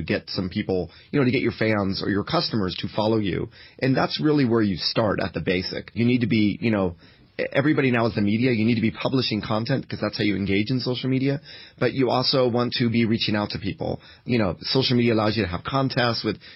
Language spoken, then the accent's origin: English; United States; I come from the United States